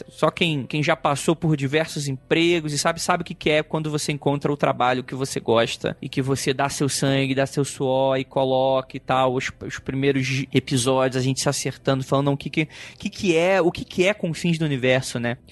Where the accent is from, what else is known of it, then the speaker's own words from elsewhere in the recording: Rio de Janeiro, Brazil; now in São Paulo, Brazil; Sou do Rio